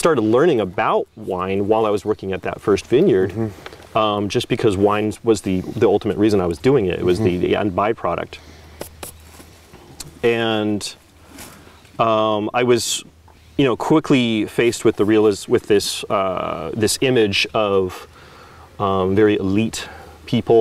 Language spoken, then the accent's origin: English; Prescott, Arizona, United States; moved away as an adult; now in Oregon, United States; the town that I grew up in, Prescott, Arizona.